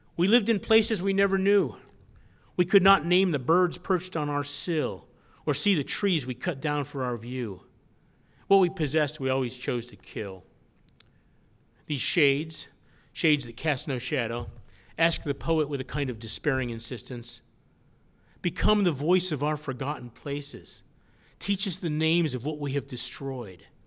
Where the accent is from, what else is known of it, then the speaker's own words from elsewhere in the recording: Batavia, New York, United States; moved away as an adult; also born or lived in California; my repatriation to my hometown of Batavia, New York.